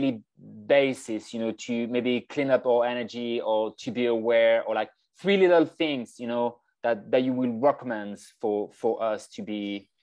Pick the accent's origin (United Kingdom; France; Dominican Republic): France; moved away; I was born in France